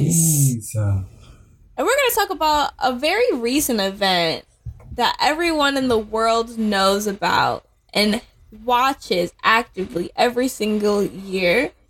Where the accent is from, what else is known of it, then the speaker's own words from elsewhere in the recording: New York, United States; we're from New York.